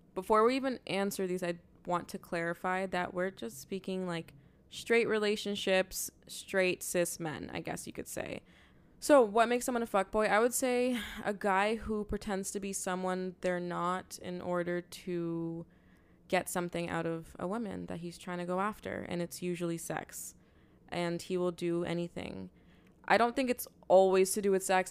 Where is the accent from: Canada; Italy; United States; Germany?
Canada; Toronto, Ontario; we're from Toronto